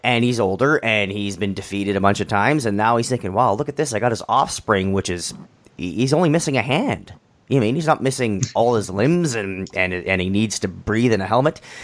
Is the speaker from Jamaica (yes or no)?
no; Canada; I'm I'm Canadian